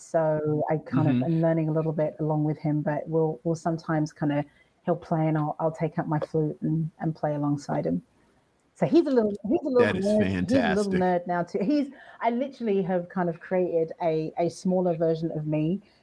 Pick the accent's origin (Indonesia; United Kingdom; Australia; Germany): United Kingdom; You can hear from my accent, I'm from the UK